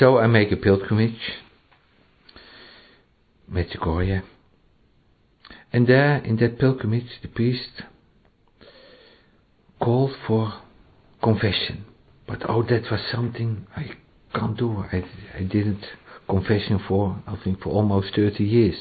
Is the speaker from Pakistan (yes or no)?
no; Netherlands; first language Dutch; English is a second language; moved away